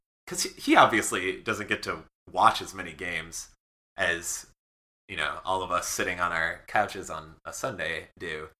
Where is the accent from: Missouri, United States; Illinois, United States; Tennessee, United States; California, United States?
Illinois, United States; Chicago; I grew up in Chicago